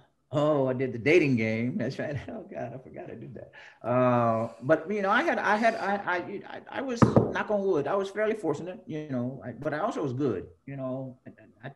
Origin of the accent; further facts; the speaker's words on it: Fort Worth, Texas, United States; moved away; also born or lived in New Jersey; I grew up in Texas